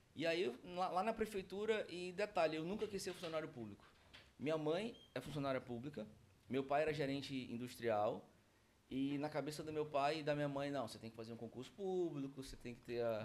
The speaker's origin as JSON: {"language": "Portuguese", "town": "Manaus", "region": "Amazonas", "country": "Brazil", "tie": "born or raised there", "said": "Nasci em Manaus, meus, toda a minha família é de, é de Manaus"}